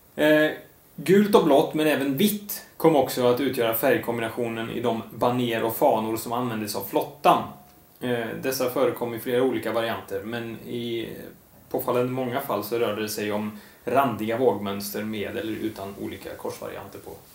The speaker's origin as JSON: {"language": "Swedish", "town": "Lidköping", "region": "Västra Götaland", "country": "Sweden", "tie": "born or raised there", "said": "jag är ju uppväxt i Lidköping"}